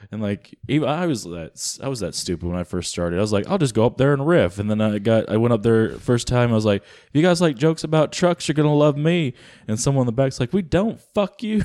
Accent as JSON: {"language": "English", "region": "the South", "country": "United States", "said": "I'm from the South"}